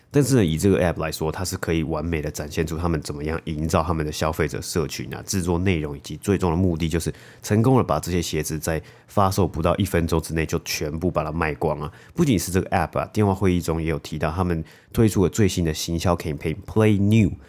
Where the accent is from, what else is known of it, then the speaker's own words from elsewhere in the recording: Taiwan; moved away; 小时候在台湾的时候